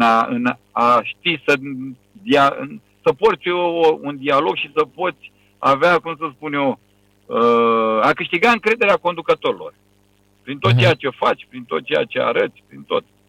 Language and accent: Romanian; Romania; moved away as an adult; now in Bahrain; sunt român